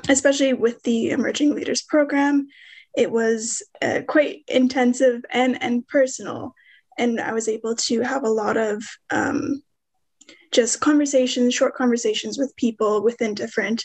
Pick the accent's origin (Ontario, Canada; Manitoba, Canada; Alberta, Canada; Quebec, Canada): Ontario, Canada; Smiths Falls; now in Ottawa, Canada; I'm an urban Inuk from Smiths Falls, currently living in Ottawa, Ontario